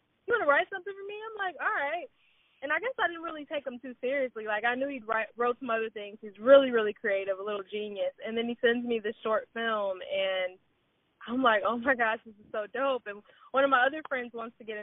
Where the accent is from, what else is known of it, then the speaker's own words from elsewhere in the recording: Cleveland, Ohio, United States; I'm originally from Cleveland, Ohio